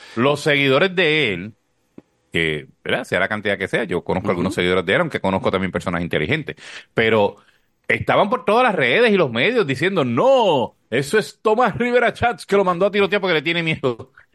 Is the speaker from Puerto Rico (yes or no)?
yes; Corozal, Puerto Rico; moved away; mi pueblo, que siempre estoy bromeando de cuando vivía en Corozal